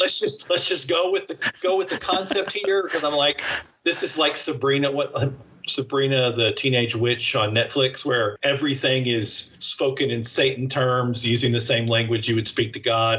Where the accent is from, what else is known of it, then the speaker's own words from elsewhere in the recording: United States; accent: American; I am speaking American when I should be speaking English